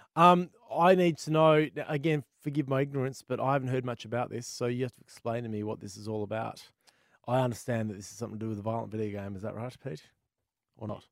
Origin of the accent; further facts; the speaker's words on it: Australia; as an Aussie gamer